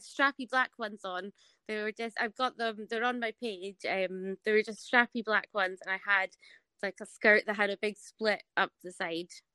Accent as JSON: {"language": "English", "region": "Scotland", "country": "United Kingdom", "accent": "Scottish", "said": "I didn't think they would like hearing a Scottish accent"}